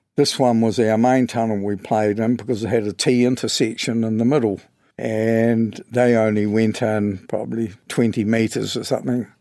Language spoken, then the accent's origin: English; Westport, West Coast, New Zealand; born and bred in West Port, lived all my life in Cardiff Beach